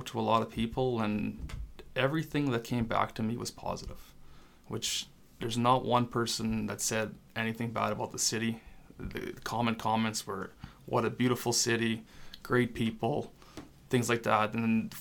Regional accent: Debden, Saskatchewan, Canada; first language French; English is a second language; also born or lived in Prince Albert, Saskatchewan; now in Moose Jaw, Canada; So it's also a French community. Funny enough, my first language was French. Didn't learn how to speak English till I went to school. So it's a French community, and it's a great place to grow up.

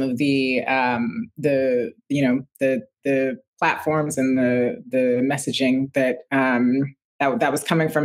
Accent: New York City, New York, United States; I'm a New Yorker, a Brooklynite

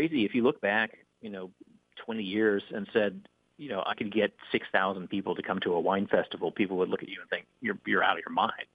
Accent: Houston, Texas, United States; moved away as an adult; also born or lived in Boston, Massachusetts; I'm originally from Texas, and I grew up in Texas

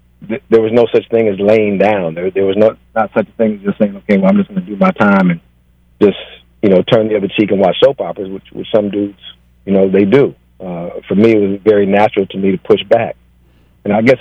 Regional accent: Los Angeles, California, United States; I grew up in South Los Angeles

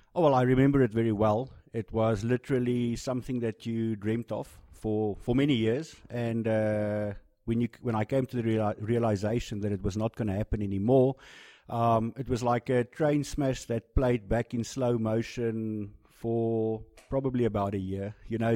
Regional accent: South Africa; being a South African

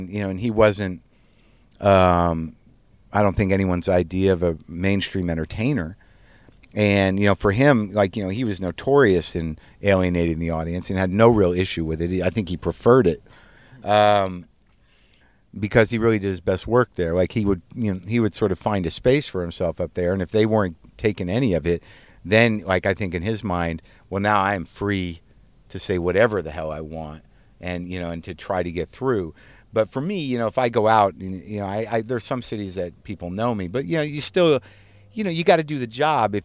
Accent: Albuquerque, New Mexico, United States; moved away; the synagogue that I grew up in Albuquerque

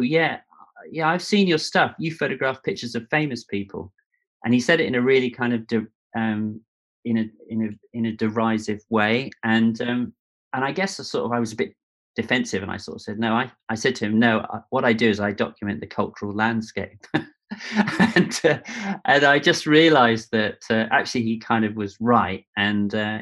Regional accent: Devon, South West England, United Kingdom; also born or lived in New York / London; I grew up, although I was born in New York, and then my dad was an art director in advertising, and then moved to London, and then brother and sister were born. And then my dad probably had a midlife crisis and moved down to Devon in the Southwest.

